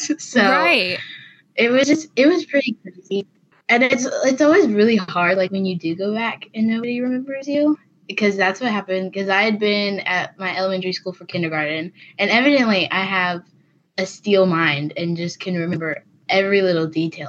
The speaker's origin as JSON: {"language": "English", "region": "Florida", "country": "United States", "tie": "born there", "said": "I was born in Florida."}